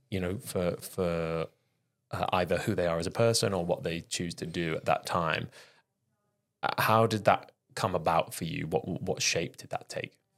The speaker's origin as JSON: {"language": "English", "town": "Penarth", "region": "Wales", "country": "United Kingdom", "tie": "born or raised there", "said": "on the coast in Wales, down near Cardiff"}